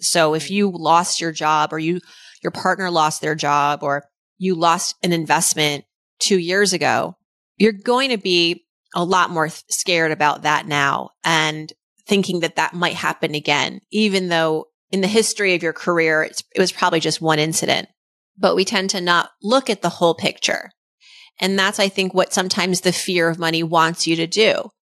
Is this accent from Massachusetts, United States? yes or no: yes; Worcester, Massachusetts, United States; growing up, the daughter of immigrants in Worcester, Massachusetts in the eighties